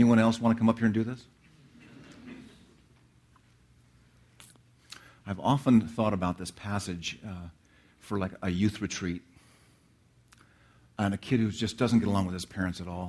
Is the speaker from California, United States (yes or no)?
yes; Redlands, California, United States; moved away; my hometown, Redlands, California, where I grew up